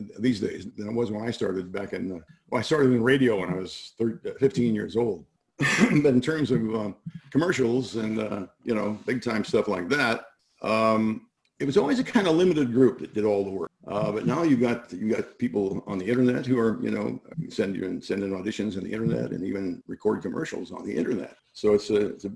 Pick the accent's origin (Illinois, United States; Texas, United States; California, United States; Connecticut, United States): Illinois, United States; Pekin; I'm from a town called Pekin, Illinois, P-E-K-I-N